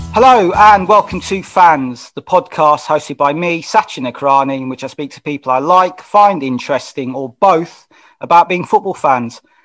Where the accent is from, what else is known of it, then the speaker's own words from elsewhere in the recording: London, United Kingdom; now in South London, United Kingdom; I'm from Wembley originally